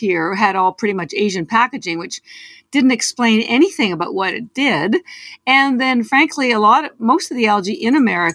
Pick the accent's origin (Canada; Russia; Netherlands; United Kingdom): Canada; moved away as an adult; now in Boston, United States; I'm actually Canadian, although I've lived in Boston for almost 30 years